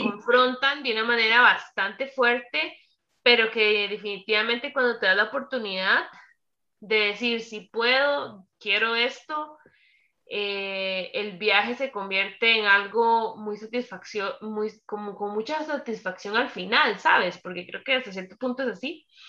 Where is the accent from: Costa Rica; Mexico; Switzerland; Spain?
Costa Rica; soy tica de Costa Rica